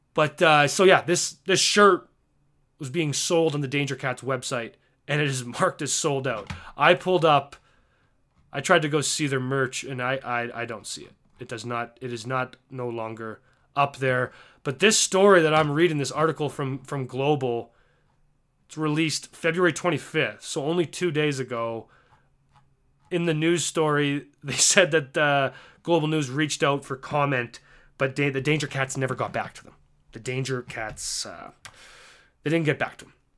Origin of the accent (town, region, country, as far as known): Canada; accent: Canadian